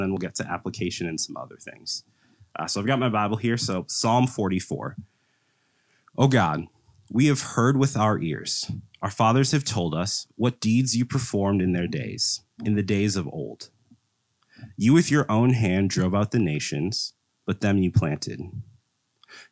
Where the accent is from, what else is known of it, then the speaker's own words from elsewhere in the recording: Mounds View, Minnesota, United States; also born or lived in Madison, Wisconsin; I'm from the Twin Cities area. So I grew up in Moundsview, Minnesota